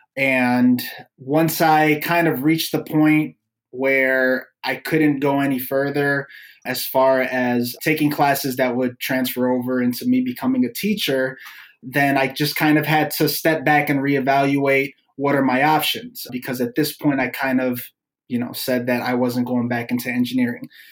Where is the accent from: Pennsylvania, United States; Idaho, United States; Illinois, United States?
Illinois, United States; Chicago; I was born and raised in the city of Chicago, mostly in like the Logan Square area, mm-hmm. Avondale area growing up